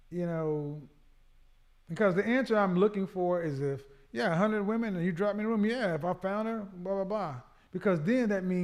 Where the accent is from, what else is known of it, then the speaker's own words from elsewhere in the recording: the South, United States; I'm from the South.